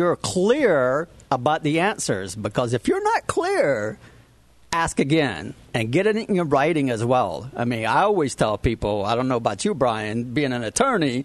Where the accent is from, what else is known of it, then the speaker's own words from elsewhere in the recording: Savannah, Georgia, United States; moved away as an adult; now in Florida, United States; I'm a Georgia boy. I came from Savannah, Georgia.